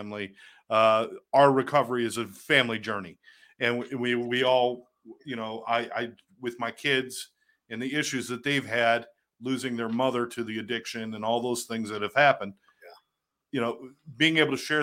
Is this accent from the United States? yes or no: yes; Syracuse, New York, United States; moved away; also born or lived in New Jersey; I grew up in Syracuse. And then I went to Jersey